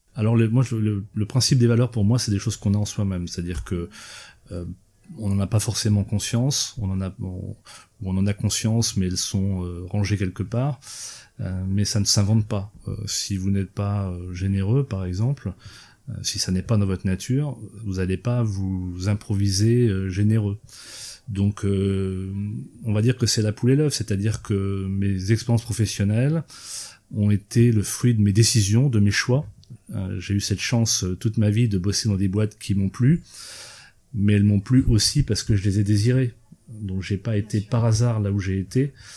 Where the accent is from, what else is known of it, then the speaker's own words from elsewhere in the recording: eastern France, France; je suis originaire de l'est de la France et que j'ai grandi avec ça